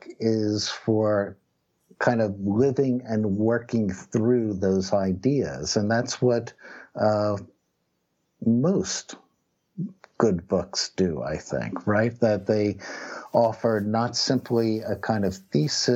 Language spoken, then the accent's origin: English; Philadelphia, Pennsylvania, United States; also born or lived in New Jersey; growing up in Philadelphia and New Jersey in the 1970s